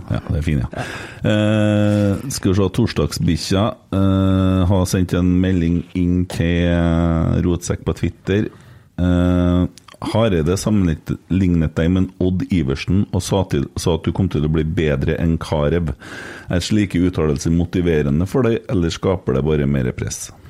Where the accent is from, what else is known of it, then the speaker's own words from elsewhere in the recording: Bjugn, Trøndelag, Norway; Jeg kommer fra Fosen